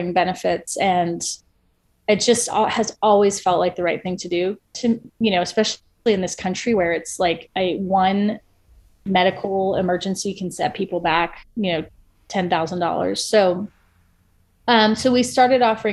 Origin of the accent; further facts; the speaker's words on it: Ohio, United States; moved away as an adult; also born or lived in Iowa; now in Atlanta, United States; I grew up in Ohio.